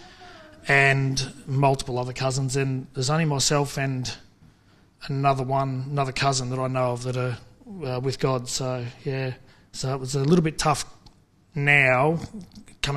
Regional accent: Kerang, Victoria, Australia; I grew up about 5 k's out of Kareng on the Swan Hill Road on a farm, on the family farm.

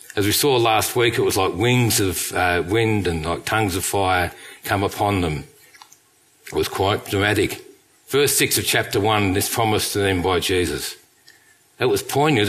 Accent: England, United Kingdom; moved away; We come from England

